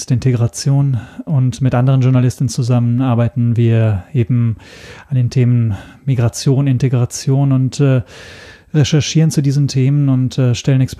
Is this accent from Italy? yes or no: yes; Italy; German is a second language; ich komme ursprünglich aus Italien. Ähm, das ist erstmal Europa, insofern also nichts Neues. Aber ähm, deshalb, deshalb ist auch mein Deutsch nicht fehlerfrei. Ich bin kein Muttersprachler.